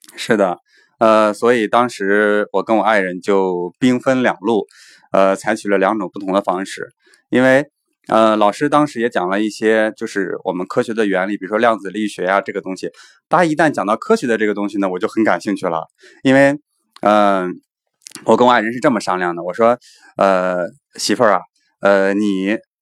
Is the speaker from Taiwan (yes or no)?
no; China; 我们中国人的骄傲